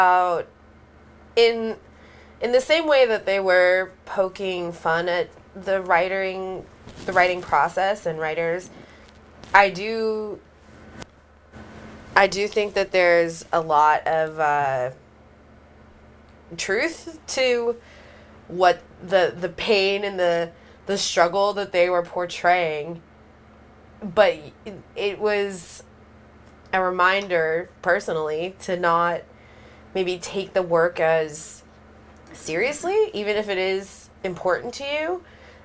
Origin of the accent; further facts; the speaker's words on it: Santa Barbara, California, United States; I'm from Santa Barbara